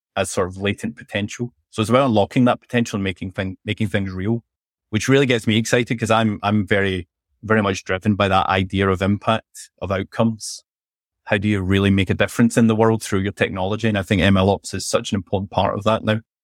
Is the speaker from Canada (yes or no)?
no; Scotland, United Kingdom; accent: Scottish; also born or lived in London; I'm from Scotland, as you can probably tell from my accent.